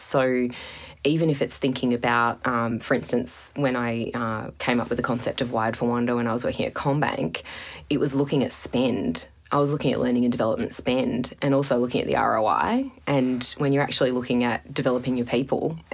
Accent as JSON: {"language": "English", "region": "Tasmania", "country": "Australia", "tie": "born or raised there", "said": "I grew up in Tasmania"}